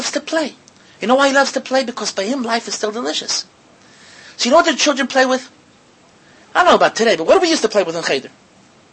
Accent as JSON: {"language": "English", "country": "United States", "said": "I, as an American Yankee, who was a yeshiva bacher"}